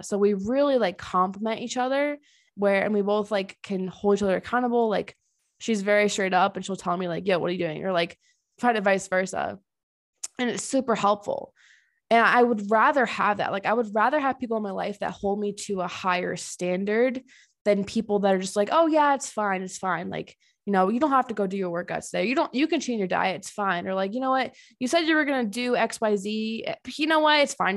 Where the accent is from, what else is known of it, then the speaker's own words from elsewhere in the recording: Connecticut, United States; moved away as an adult; also born or lived in Tennessee; now in Colorado, United States; I'm originally from Connecticut and I've lived there almost my whole life except for grad school